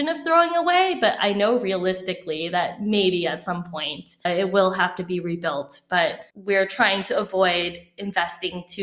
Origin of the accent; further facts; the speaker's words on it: California, United States; growing up in Silicon Valley